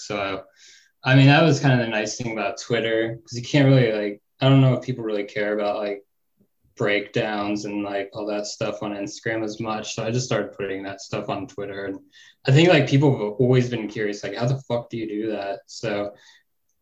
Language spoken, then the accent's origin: English; Northern California, United States; I grew up like in Northern California